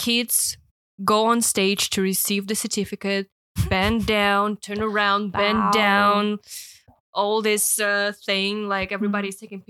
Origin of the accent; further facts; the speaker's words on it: Russia; now in Hong Kong; I'm from Russia.